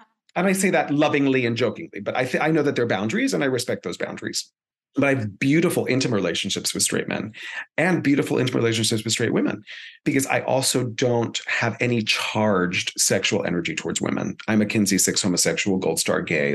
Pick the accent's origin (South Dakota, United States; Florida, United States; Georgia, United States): Florida, United States; Miami; first language Spanish; English is a second language; So I was born and raised in Miami, Florida, proud uh, son of Cuban immigrants and also grandchild of Spanish immigrants. Spanish is my first language.